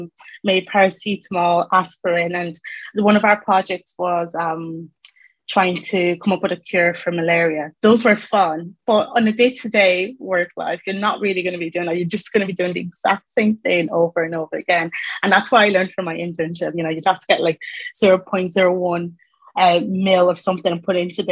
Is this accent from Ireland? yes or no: yes; Ireland; moved away as an adult; now in England; So I'm from Ireland, moved to England, and that was in 2019